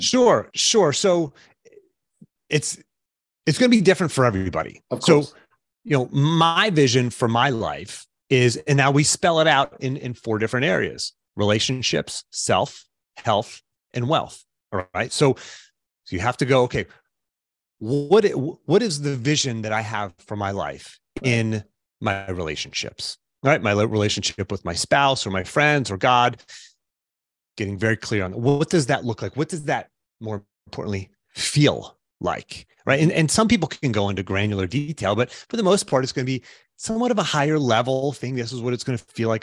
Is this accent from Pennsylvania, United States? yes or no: yes; Pittsburgh, Pennsylvania, United States; I grew up in the Pittsburgh area